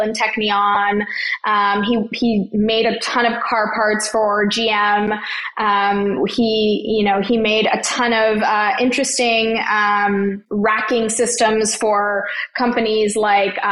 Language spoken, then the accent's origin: English; Toronto, Ontario, Canada; I grew up in Toronto, Ontario, Canada, and I am an only child and I'm a first generation Canadian